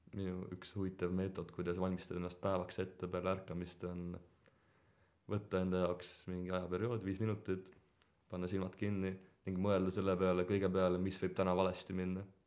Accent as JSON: {"language": "Estonian", "country": "Estonia", "tie": "born or raised there", "said": "ma olen siin sündinud ja see on alati oluline osa minu elust"}